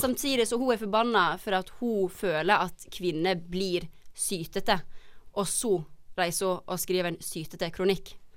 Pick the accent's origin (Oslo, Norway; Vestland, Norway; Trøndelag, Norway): Vestland, Norway; Hafslo; moved away; Hafslo heter det